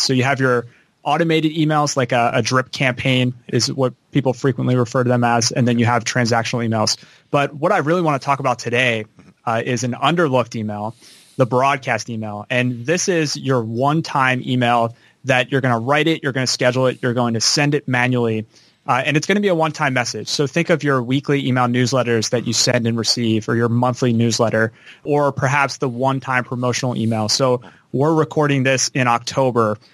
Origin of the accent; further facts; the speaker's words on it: Philadelphia, Pennsylvania, United States; I'm from Philadelphia, right outside Philadelphia, Pennsylvania. I kind of grew up on the East Coast my whole life